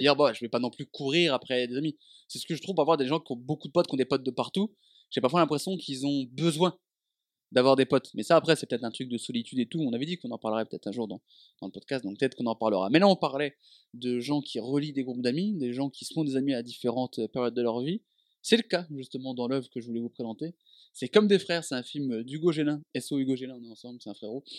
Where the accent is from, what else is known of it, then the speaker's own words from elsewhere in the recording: Dijon, Bourgogne-Franche-Comté, France; moved away as an adult; also born or lived in Avignon / Lyon; quand je suis parti de Dijon pour aller à Avignon à la fac